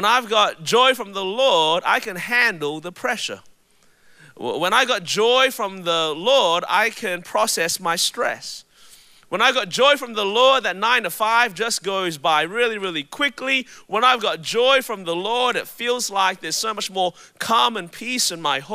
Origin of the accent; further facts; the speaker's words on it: Melbourne, Victoria, Australia; now in Anderson, United States; my voice is a little bit different. It's because I was born and raised in Melbourne, Australia